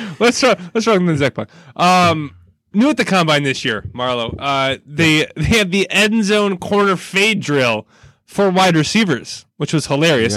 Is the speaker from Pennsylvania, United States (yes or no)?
no; Burlington, Wisconsin area, United States; moved away; my hometown area